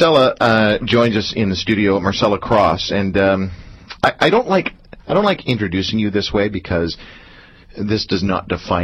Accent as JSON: {"language": "English", "town": "Toronto", "region": "Ontario", "country": "Canada", "tie": "born or raised there", "said": "That's where I was born, too"}